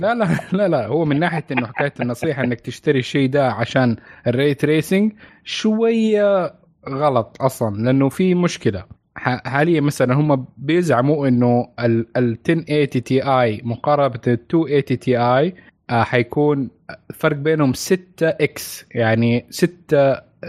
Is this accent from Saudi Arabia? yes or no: yes; Saudi Arabia